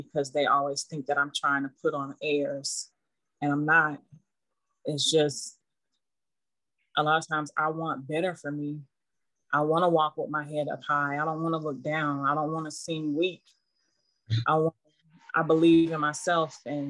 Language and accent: English; Germany; I grew up in Germany when I started talking.